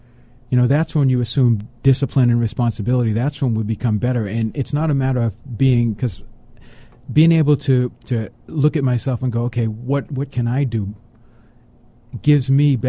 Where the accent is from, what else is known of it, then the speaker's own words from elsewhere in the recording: Boston, Massachusetts, United States; but I'm from Boston.